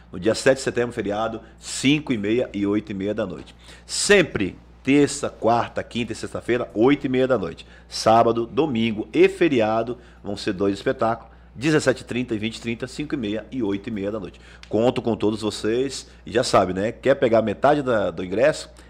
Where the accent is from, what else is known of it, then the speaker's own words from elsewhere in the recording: Minas Gerais, Brazil; born there; Mas eu nasci em Minas também, né?